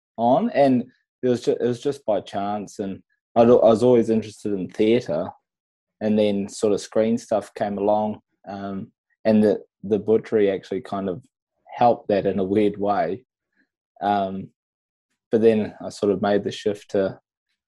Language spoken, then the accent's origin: English; Whangaparaoa, Auckland, New Zealand; I grew up in Whangaparoa in New Zealand